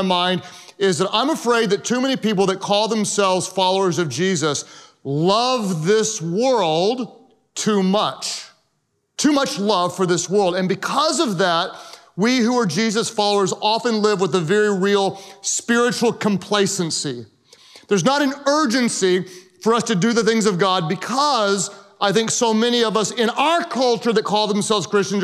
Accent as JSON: {"language": "English", "region": "Oklahoma", "country": "United States", "said": "I am from Oklahoma"}